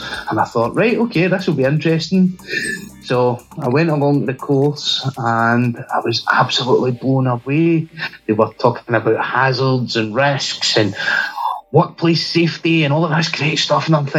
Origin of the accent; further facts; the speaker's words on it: Glasgow, Scotland, United Kingdom; So I'm from Glasgow in Scotland, which is in the U.K.